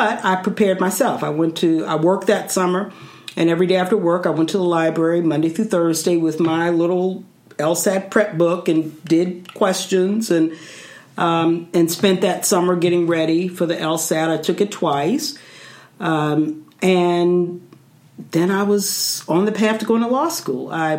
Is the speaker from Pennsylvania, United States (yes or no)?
yes; Philadelphia, Pennsylvania, United States; The short version is I'm from Philadelphia, Pennsylvania. I moved there when I was 10, went to elementary, high school, left for college. My family is still there.